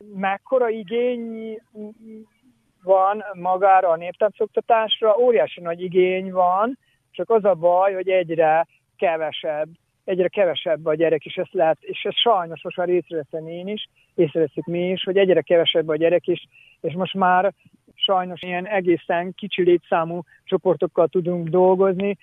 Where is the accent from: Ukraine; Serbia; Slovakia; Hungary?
Serbia; Čoka, Vojvodina; Csókáról származom, Csóka születje vagyok